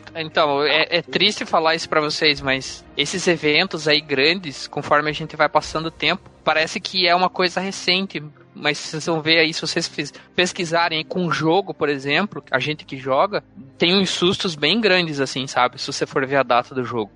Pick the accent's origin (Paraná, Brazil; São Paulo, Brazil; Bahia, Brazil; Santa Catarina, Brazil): Paraná, Brazil; somos do Sul